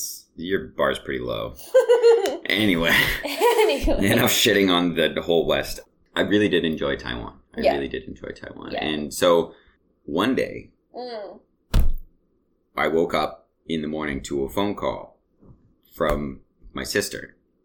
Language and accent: English; Canada; they're like, oh, where are you from? And yeah. You're like, I'm from Canada.